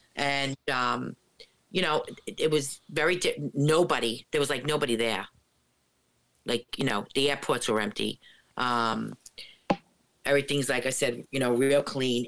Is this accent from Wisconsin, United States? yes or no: no; Jersey City, New Jersey, United States; now in Ocean County, United States; I grew up in Jersey City, and now I'm down in Ocean County.